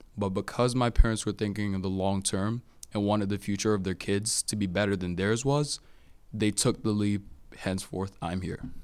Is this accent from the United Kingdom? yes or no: no; Cameroon; now in United States; I'm natively from Cameroon